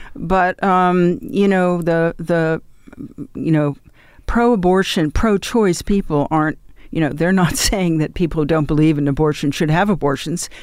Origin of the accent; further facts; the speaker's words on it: New York, United States; I grew up in New York.